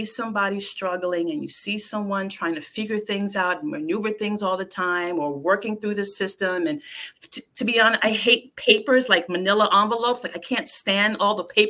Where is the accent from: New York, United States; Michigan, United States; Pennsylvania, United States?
New York, United States; New York City; I grew up in the South Bronx